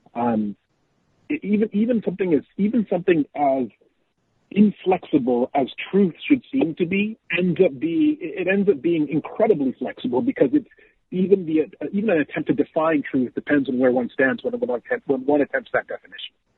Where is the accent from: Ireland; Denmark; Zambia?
Zambia; moved away; I grew up in Zambia